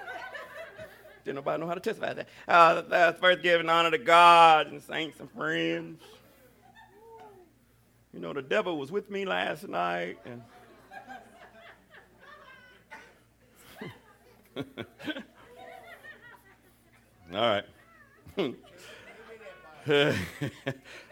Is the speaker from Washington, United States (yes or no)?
no; Alabama, United States; I was raised in Alabama.